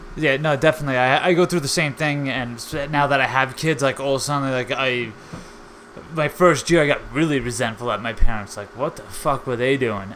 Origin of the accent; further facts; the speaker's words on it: Long Island, New York, United States; I'm from Long Island, New York